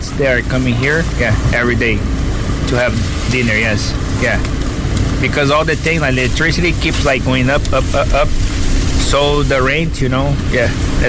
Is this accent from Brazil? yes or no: yes; Brazil; English is a second language; moved away as an adult; now in Cork, Ireland; He and I are from Brazil.